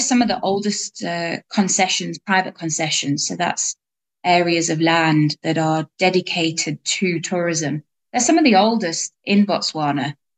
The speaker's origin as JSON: {"language": "English", "region": "England", "country": "United Kingdom", "tie": "born or raised there", "also_born_or_lived": "South Africa", "moved": "as an adult", "said": "I grew up in England"}